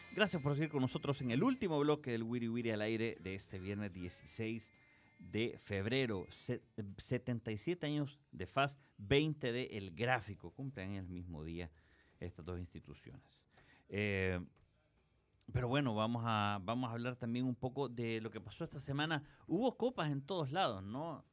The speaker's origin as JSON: {"language": "Spanish", "town": "Nueva Esparta", "region": "La Unión", "country": "El Salvador", "also_born_or_lived": "Santa Rosa de Lima", "said": "soy de Nueva Esparta, soy de Nueva Esparta. La Unión y del Islique y de Santa Rosa Lima, que ahí también hay familia"}